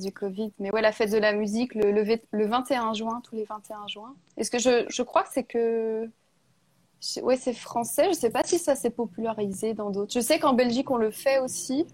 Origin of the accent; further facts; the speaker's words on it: Burgundy, Bourgogne-Franche-Comté, France; je suis née en Bourgogne, hein, dans la région des vins